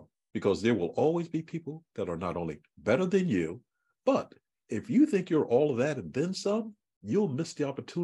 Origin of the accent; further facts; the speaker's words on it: Philadelphia, Pennsylvania, United States; I grew up in Philadelphia, North Philadelphia